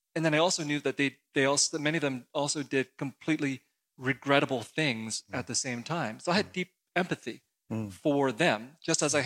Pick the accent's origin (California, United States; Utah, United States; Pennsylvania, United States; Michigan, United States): California, United States; San Jose; also born or lived in Saigon, Vietnam; I came as a refugee to the United States uh, in 1975, and I grew up in San Jose, California